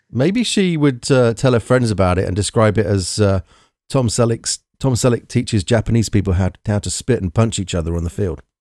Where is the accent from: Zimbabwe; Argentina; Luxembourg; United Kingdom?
United Kingdom